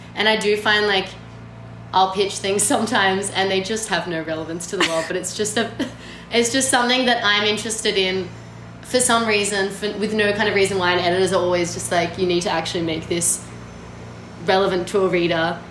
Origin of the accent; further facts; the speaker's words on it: Australia; as an Australian person